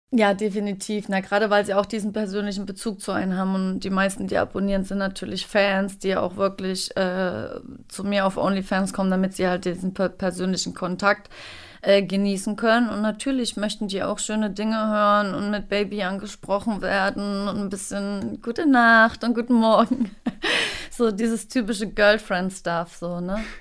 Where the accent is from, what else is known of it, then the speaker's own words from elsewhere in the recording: Thuringia, Germany; now in Berlin, Germany; in Thüringen, auf einem kleinen Dorf mit nicht mal 2000 Einwohnern.